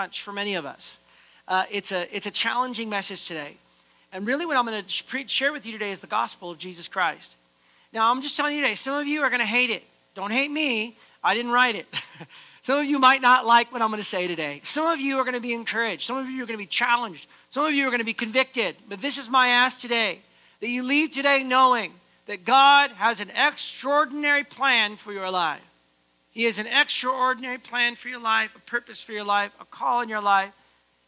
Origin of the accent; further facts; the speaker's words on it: United States; now in Canada; I'm American